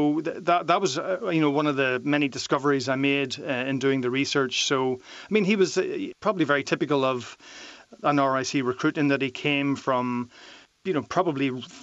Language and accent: English; Derry, Northern Ireland, United Kingdom; I grew up in Derry, Miriam, during the 1970s. So the Troubles were very much in the background and sometimes in the foreground. And I would have seen myself as a nationalist.